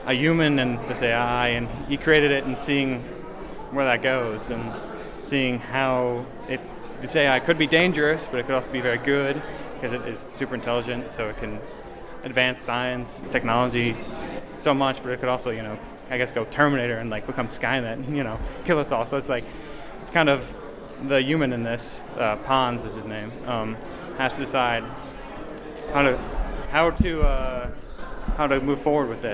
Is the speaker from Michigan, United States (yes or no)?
yes; Michigan, United States; now in Fishers, United States; I'm from Michigan